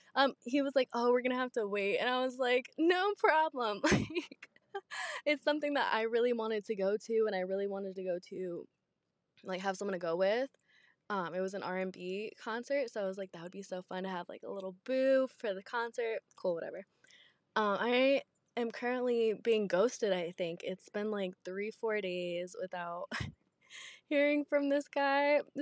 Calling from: Georgia, United States; I'm calling from Georgia

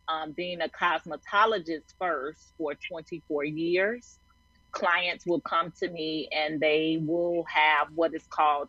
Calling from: Chicago, Illinois, United States; I am in Chicago, Illinois.

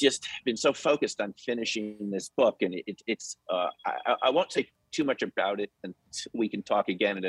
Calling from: Boulder, Colorado, United States; I'm coming tonight from Boulder, Colorado.

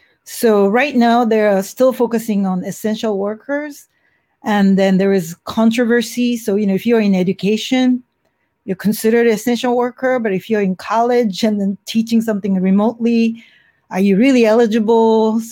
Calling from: San Francisco, California, United States; I'm calling from San Francisco, where it is relatively under control compared to other cities in the United States.

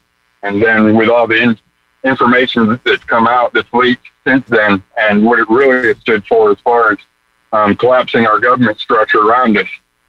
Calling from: Alabama, United States; from Alabama.

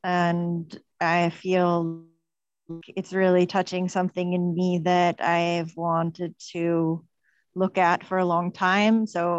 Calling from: Madeira, Portugal

